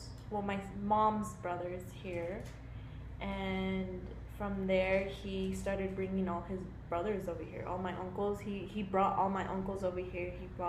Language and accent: English; Colorado, United States; So I am from Colorado. I am a native from here.